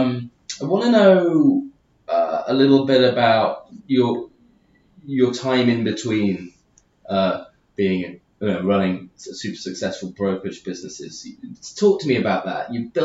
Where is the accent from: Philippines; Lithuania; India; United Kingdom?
United Kingdom; moved away; being the Brit abroad